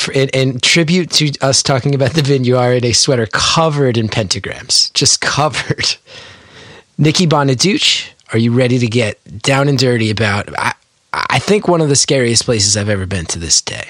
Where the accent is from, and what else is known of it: New Jersey, United States